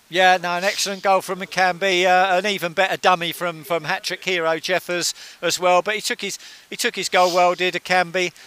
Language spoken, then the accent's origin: English; Hitchin, East of England, United Kingdom; It's my hometown